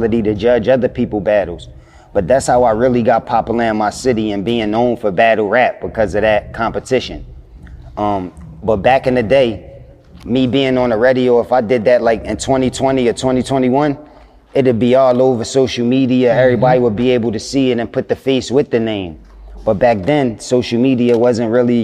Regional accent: Philadelphia, Pennsylvania, United States; I'm from Philadelphia

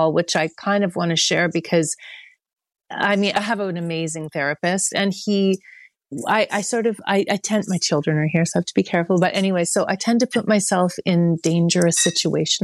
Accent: Oakville, Ontario, Canada; moved away as an adult; also born or lived in Toronto / Montreal / Vancouver; I grew up in Oakville

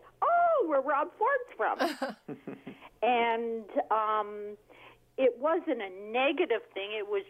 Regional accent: Toronto, Ontario, Canada; now in Georgetown, Canada; I grew up in Etobicoke

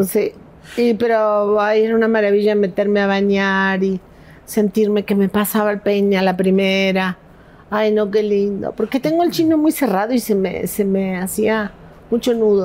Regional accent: Patagonia, Argentina; moved away as an adult; also born or lived in Los Angeles, United States; now in Mexico; yo soy de la Patagonia, no soy de Buenos Aires

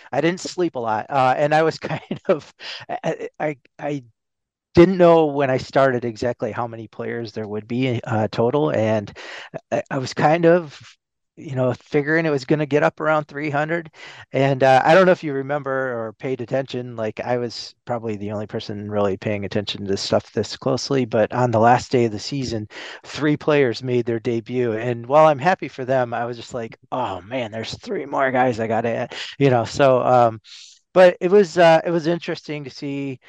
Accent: Seattle, Washington, United States; moved away as an adult; now in New York, United States; ever since I was a little kid growing up in Seattle

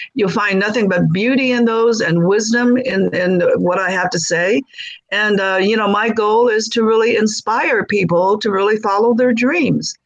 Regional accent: Los Angeles, California, United States; also born or lived in China; I grew up in South Central

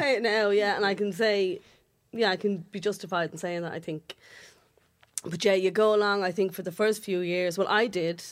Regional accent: Dublin, Leinster, Ireland; accent: Dublin working class

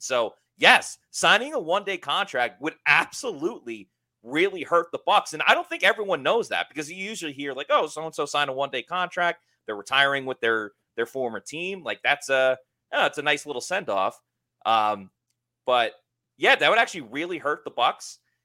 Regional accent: Long Island, New York, United States

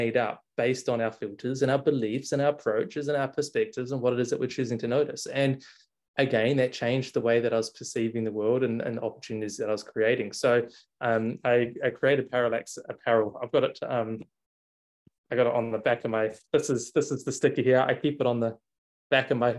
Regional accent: New Zealand; moved away; also born or lived in Melbourne, Australia / Bali, Indonesia; I'm from New Zealand. I was living in Australia

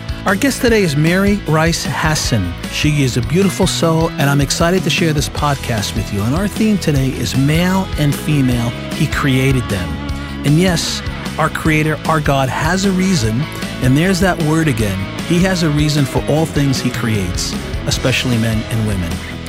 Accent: Italy; Well, you know, I mentioned in other podcasts that I'm from Italy, so we always do things a little bit backwards.

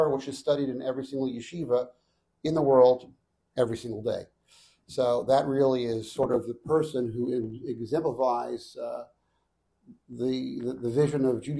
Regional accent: Seattle, Washington, United States; moved away as an adult; also born or lived in Far Rockaway; So I grew up in Seattle, Washington.

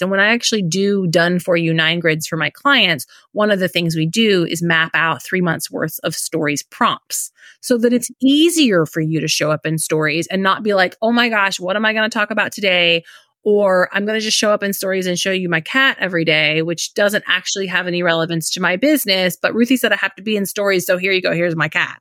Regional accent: Indiana, United States; moved away as an adult; now in Florida, United States; We live in Florida. Um, we're originally from Indiana

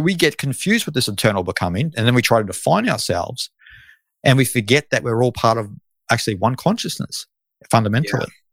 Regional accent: Australia; I am Australian

